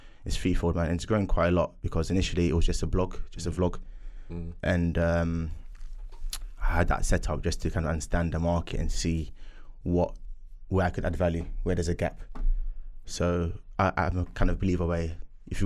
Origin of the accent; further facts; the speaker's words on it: Wembley, London, United Kingdom; also born or lived in Ghana; Grew up in Wembley.